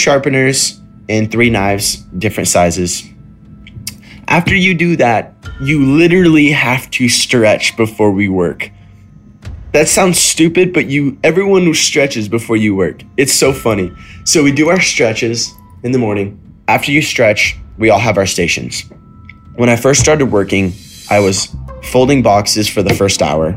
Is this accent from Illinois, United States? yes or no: no; Idaho, United States; moved away as an adult; now in California, United States; back when I used to live in Idaho, which is my hometown, and it was right before I moved to California.